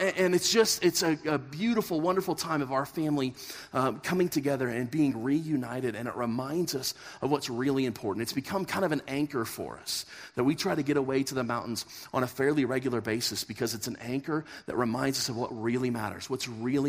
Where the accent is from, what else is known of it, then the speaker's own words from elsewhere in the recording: Kansas, United States; moved away as an adult; now in Colorado, United States; we grew up in Kansas